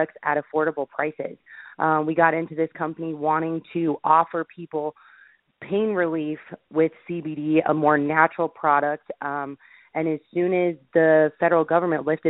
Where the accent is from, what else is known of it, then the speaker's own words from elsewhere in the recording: Boulder, Colorado, United States; I am from Boulder, Colorado, which for anyone that doesn't know, Boulder is a small town outside of Denver. It's very liberal, very forward-thinking, very alternative health lifestyle, healthy lifestyle. I was born and raised there